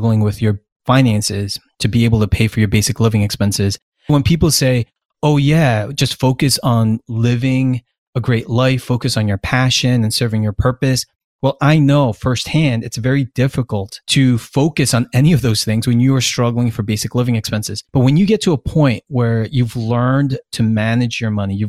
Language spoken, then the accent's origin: English; United States; the privilege of being American and growing up American